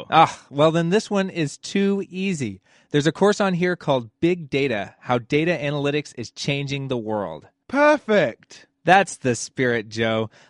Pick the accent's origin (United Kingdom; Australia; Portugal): United Kingdom; England; now in United States; That's true, Neil. I am actually English.